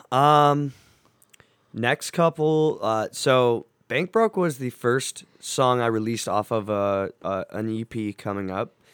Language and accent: English; Cleveland, Ohio, United States; I wanna represent my hometown